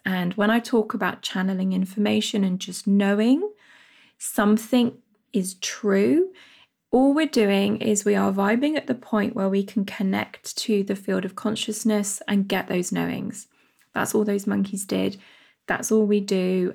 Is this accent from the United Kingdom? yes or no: yes; United Kingdom; my home country, U, the United Kingdom